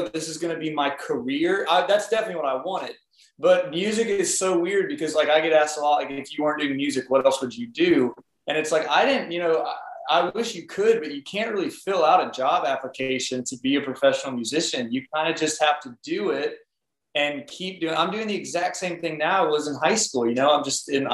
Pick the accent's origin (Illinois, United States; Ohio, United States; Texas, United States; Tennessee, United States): Tennessee, United States; Smyrna; I was raised in Smyrna, Tennessee